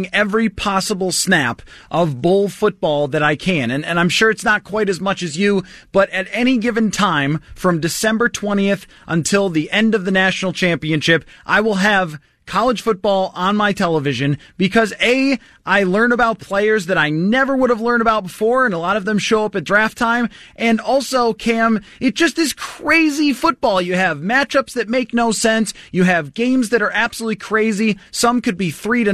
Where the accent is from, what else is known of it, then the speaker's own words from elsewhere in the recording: Buffalo, New York, United States; my hometown Buffalo